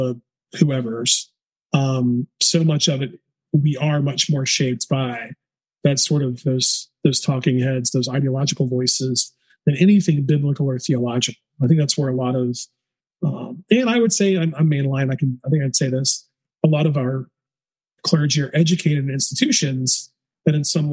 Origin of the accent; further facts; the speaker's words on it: the South, United States; growing up in the South